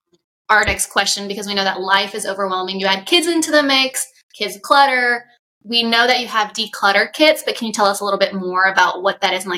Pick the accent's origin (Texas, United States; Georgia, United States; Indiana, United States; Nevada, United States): Georgia, United States; moved away; also born or lived in Chicago; I'm from Georgia too, but I most recently moved from Chicago and I live there literally in the thick of winter.